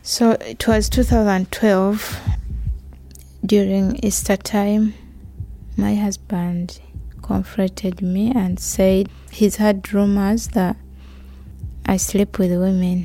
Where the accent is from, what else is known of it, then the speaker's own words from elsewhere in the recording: Uganda; moved away as an adult; now in United Kingdom; I'm from Uganda. I came to UK in 2013, November. I left Uganda because of my sexuality